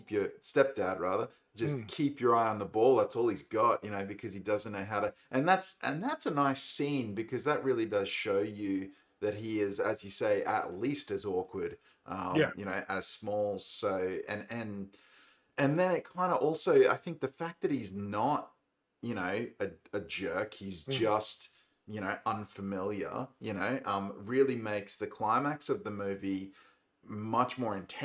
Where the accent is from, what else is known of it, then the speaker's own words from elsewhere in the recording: Australia; as an Australian